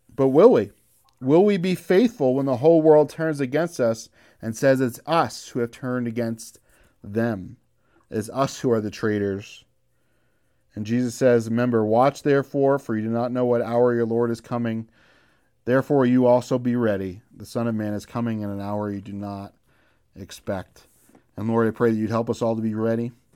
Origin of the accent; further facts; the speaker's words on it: United States; As American